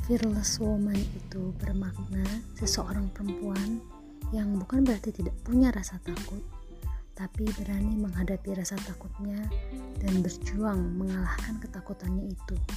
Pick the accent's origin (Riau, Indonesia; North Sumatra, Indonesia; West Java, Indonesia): West Java, Indonesia; Bandung; born there; Berbekal restu orang tua, kami kembali ke Bandung. Bismillah memulai usaha di kota kelahiran kami.